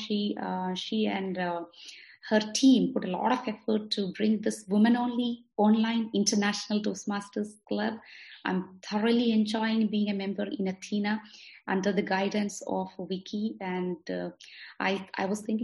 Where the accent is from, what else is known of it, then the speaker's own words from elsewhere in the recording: India; moved away as an adult; also born or lived in Bangalore, India; now in Doha, Qatar; I'm from Doha, Qatar. I'm originally from India.